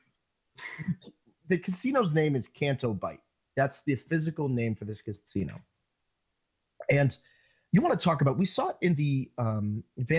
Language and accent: English; United States; accent: American; my American accent